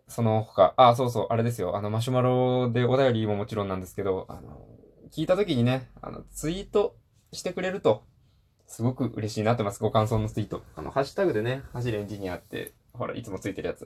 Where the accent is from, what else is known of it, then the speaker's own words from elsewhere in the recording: Hiroshima, Japan; 僕、出身広島なんですけど